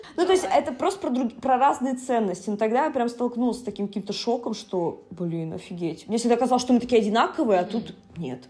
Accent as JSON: {"language": "Russian", "town": "Yaroslavl", "region": "Yaroslavl Oblast", "country": "Russia", "tie": "born or raised there", "moved": "as an adult", "lives_now": "Saint Petersburg, Russia", "said": "в Ярославль, да, в мой родной город"}